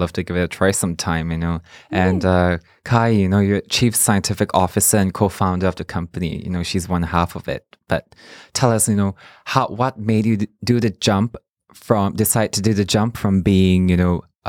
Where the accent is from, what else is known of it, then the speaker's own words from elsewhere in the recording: Singapore; I'm Singaporean myself